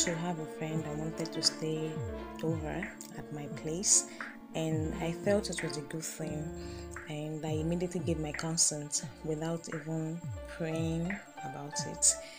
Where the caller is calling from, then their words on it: Ileri, Oyo, Nigeria; I'm recording from Ileri, Oyo State, Nigeria.